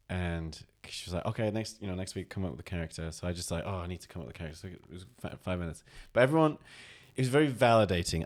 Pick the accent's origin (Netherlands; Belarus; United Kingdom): United Kingdom; Oldham, North West England; I'm from Oldham.